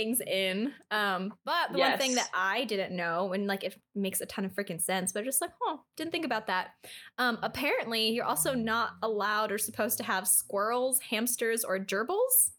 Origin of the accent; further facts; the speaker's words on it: Las Vegas, Nevada, United States; I'm from Vegas